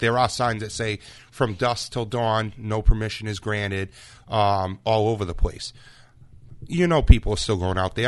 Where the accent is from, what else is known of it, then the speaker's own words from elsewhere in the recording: Freetown, Massachusetts, United States; growing up in Freetown area